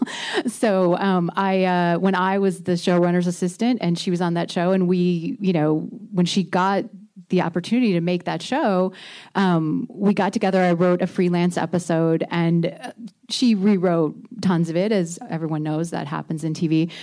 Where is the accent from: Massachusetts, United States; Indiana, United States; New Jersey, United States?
Indiana, United States; moved away; I grew up in Indiana